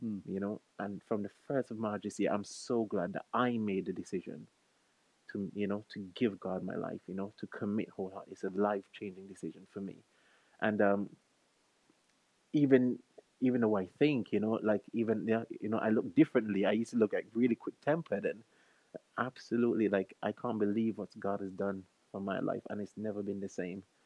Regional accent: St. Vincent & Grenadines; moved away as an adult; now in United Kingdom; I'm originally from St. Vincent and the Grenadines, the best island in the Caribbean

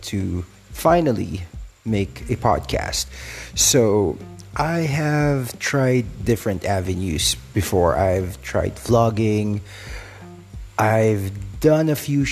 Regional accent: Philippines; I'm from the Philippines

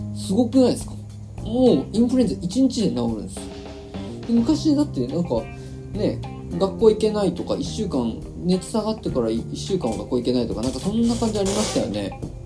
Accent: Shizuoka, Japan; now in Tokyo, Japan; 静岡の地元に帰っててしかも車で帰ったんです

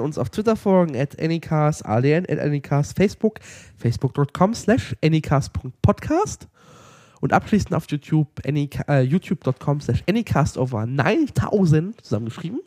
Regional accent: Lower Saxony, Germany; wir kommen ja aus Niedersachsen

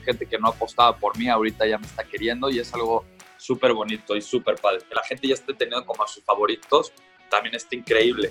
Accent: Mexico; como, como mexicanos

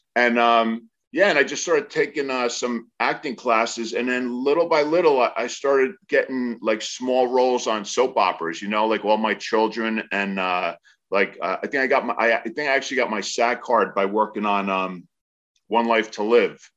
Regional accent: New Jersey, United States; moved away; I grew up in New Jersey

